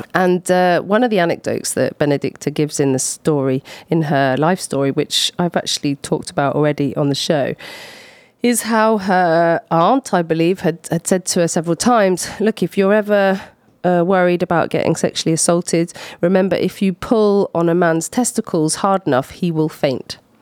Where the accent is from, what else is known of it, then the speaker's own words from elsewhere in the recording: Scotland, United Kingdom; now in Poitiers, France; I'm Scottish